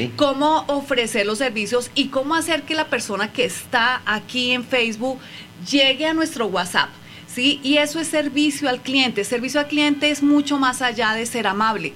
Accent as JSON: {"language": "Spanish", "country": "Colombia", "moved": "as an adult", "lives_now": "Mexico", "said": "soy colombiana, radicada acá en México hace tres años y medio"}